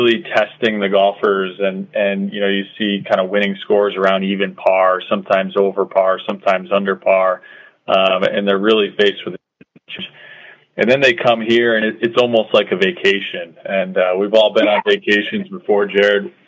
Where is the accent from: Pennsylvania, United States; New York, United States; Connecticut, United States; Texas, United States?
Connecticut, United States; also born or lived in North Carolina; I grew up here in Connecticut, so, Connecticut's kind of always been home for me.